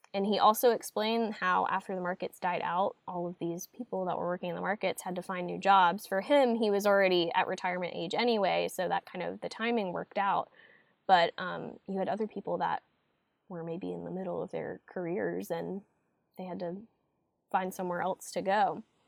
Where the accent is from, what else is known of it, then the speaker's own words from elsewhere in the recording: Fuquay-Varina, North Carolina, United States; growing up in Fuquay and being a North Carolina native